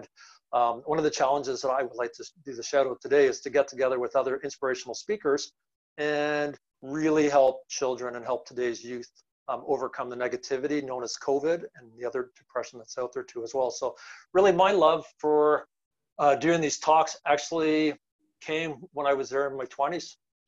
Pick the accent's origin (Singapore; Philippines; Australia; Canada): Canada; London, Ontario; also born or lived in Northern Ireland / Kansas City, Kansas; So my home country is Northern Ireland. Left when I was three, so no accent. Moved to Kansas City, Kansas, home of Dorothy. And after that, we moved to London, Canada, the Great White North in 1977.